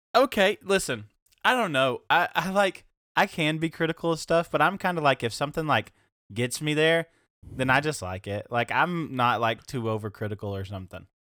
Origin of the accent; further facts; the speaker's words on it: Knoxville, Tennessee, United States; I'm from Knoxville.